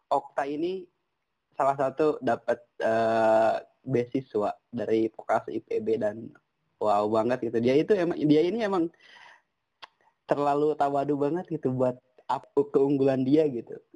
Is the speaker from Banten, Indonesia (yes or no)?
no; Bogor, West Java, Indonesia; gue dari SMA gedenya di Bogor gitu.